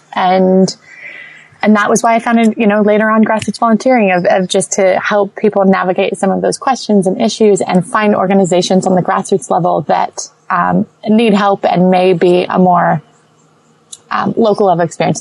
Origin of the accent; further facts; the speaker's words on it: St. Petersburg, Florida, United States; moved away as an adult; also born or lived in Los Angeles; I'm from St. Petersburg, which is, you know, a beach. We're most known for our beaches in Florida